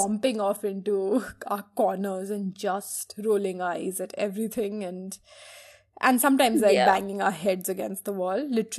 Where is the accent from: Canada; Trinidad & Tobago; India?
India; Madhya Pradesh; So I grew up in Madhya Pradesh where there was always a small, there was this local channel which would play pirated movies.